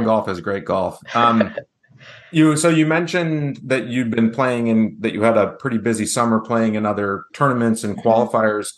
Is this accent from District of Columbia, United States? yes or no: no; New Hampshire, United States; my home state